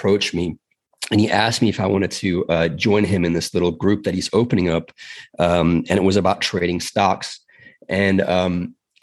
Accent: South Africa; now in United States; I'm from South Africa originally.

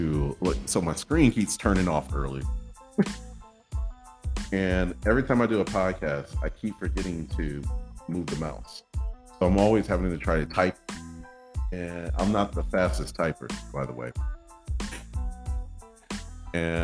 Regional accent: Michigan, United States; now in Arizona, United States; I'm from Michigan

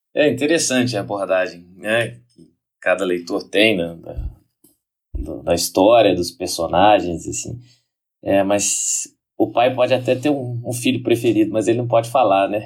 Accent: Brazil; nós brasileiros da arte nos orgulhamos do samba

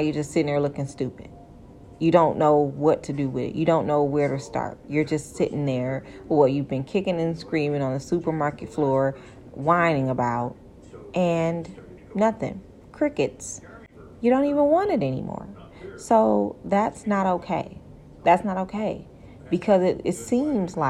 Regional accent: Michigan, United States; I'm from Michigan

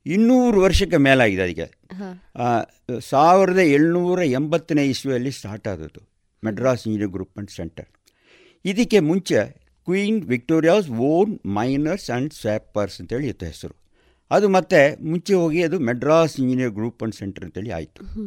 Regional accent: Salem, Tamil Nadu, India; moved away as an adult; now in Puttur, India; ನಾನು ಸೇಲಂನಲ್ಲಿ ತಮಿಳ್ನಾಡು ಸೇಲಂ ಅಂತ ಹೇಳುವ ಜಾಗದಲ್ಲಿ ನಾನು ಹುಟ್ಟಿ ಬೆಳೆದದ್ದು

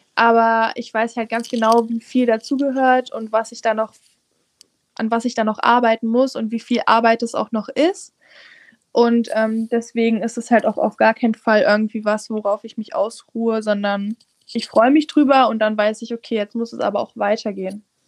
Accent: Saxony-Anhalt, Germany; now in Halle, Germany; ich komme aus Sachsen-Anhalt, ich wohne in der Nähe von Aschersleben, also da wohnt meine Mutti

